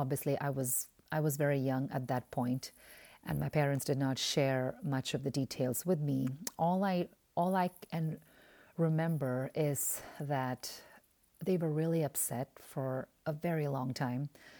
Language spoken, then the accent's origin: English; Oman; moved away as an adult; also born or lived in India; Now, I was born in India, but I was raised in the Middle East in the Sultanate of Oman. And I grew up in Oman from the age of five.